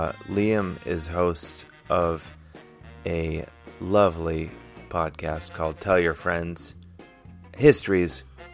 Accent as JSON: {"language": "English", "region": "Midwest", "country": "United States", "said": "I am from the Midwest, but I don't think I talk like that, do I?"}